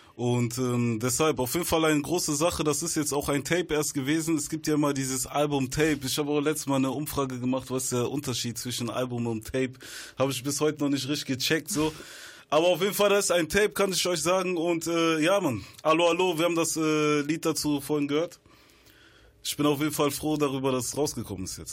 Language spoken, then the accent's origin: German; Bonn, North Rhine-Westphalia, Germany; Ich komme aus Biodoppeland, Bonn-Medinghoven